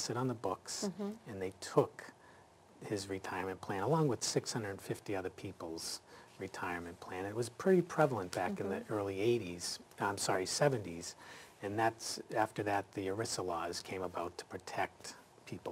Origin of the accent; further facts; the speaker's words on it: Clinton, Massachusetts, United States; growing up in Clinton, Massachusetts